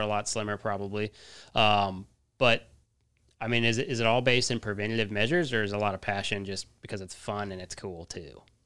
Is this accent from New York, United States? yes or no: no; Colorado, United States; now in Texas, United States; I'm from Colorado